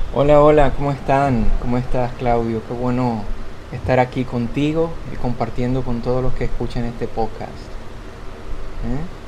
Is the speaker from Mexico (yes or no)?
no; Dominican Republic; yo soy de República Dominicana